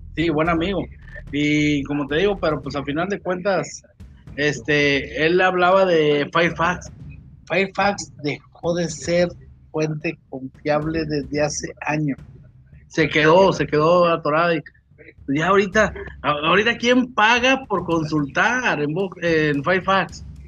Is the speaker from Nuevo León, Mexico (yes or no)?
yes; Monterrey, Nuevo León, Mexico; soy norteño, nací norteño hasta el tope